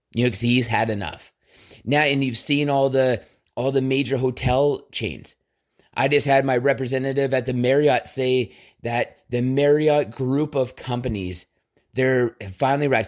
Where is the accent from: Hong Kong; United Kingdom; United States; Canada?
Canada; as a Canadian